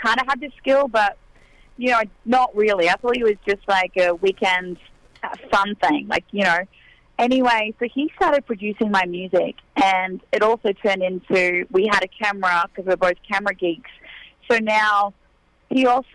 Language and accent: English; near Tamworth, New South Wales, Australia; moved away as an adult; now in Nashville, United States; I grew up in the Nashville of Australia, an hour out of town, an hour from Tamworth, which is the country music capital over there